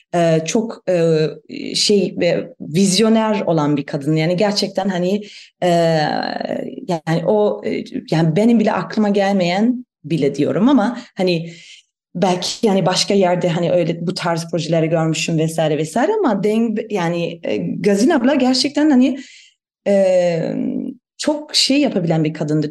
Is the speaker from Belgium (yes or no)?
no; Germany; Turkish is a second language; moved away as an adult; also born or lived in Istanbul, Turkey / Van, Turkey; ben e, Almanım. E, onu da belki söylemek gerekir. E, Almanya'da e, büyüdüm